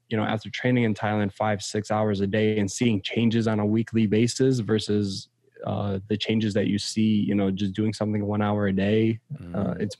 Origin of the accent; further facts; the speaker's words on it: Poland; also born or lived in United States; growing up in Poland and growing up in the States, it's just two completely different cultures.